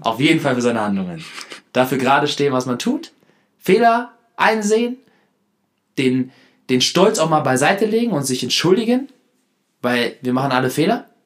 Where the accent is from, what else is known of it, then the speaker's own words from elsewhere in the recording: Hanover, Lower Saxony, Germany; moved away; komme ich ja heute zurück aus Hannover, war zu Hause Nee, war in der Heimat.